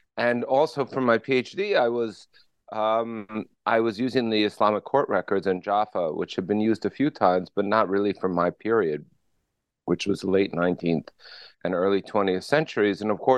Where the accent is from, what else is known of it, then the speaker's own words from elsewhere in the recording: Paterson, New Jersey, United States; I grew up in Paterson, New Jersey, which is today known as Little Palestine